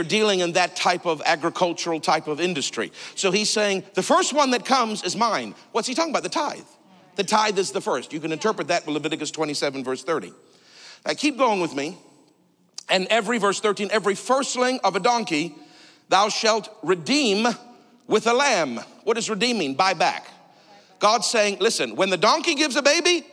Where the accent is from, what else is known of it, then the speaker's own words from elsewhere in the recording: Canada; I'm Canadian.